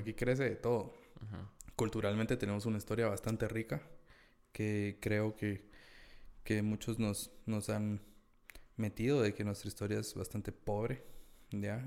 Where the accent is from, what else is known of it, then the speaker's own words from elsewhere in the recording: Guatemala; como guatemaltecos tenemos, tenemos una narrativa bien metida en la cabeza de que todo lo que es Chapín es malo